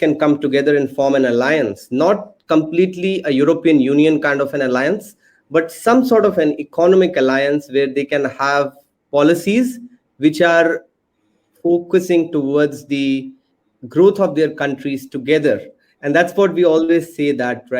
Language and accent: English; India; we are coming from India